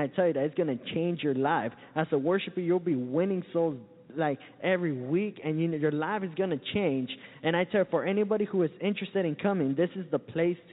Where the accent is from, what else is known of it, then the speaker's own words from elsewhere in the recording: Santa Ana, California, United States; now in Florida, United States; I come all the way from Southern California, a little town called Santa Ana.